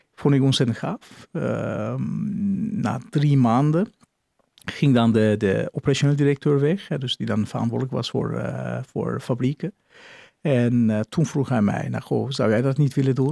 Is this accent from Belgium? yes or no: no; Nuremberg, Bavaria, Germany; Dutch is a second language; moved away as an adult; now in Netherlands; ik ben Oer, eh, geboren in Nürnberg, Duitsland